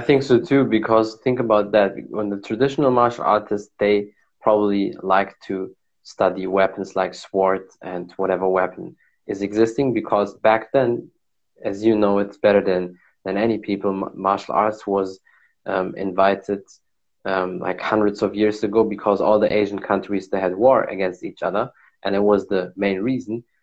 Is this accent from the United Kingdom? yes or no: no; Germany; I was born and raised in Germany